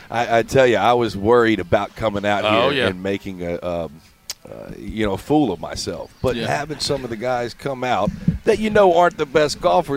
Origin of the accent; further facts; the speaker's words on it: Mobile, Alabama, United States; moved away as an adult; also born or lived in California; now that I'm retired, I got five boys, and we're back in Mobile.